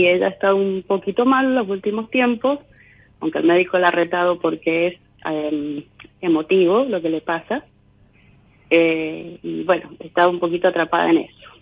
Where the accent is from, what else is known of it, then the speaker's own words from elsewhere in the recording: Mendoza, Argentina; Yo soy de Mendoza